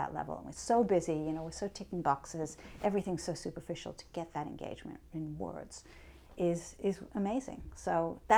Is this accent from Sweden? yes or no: no; New York, United States; I'm a New Yorker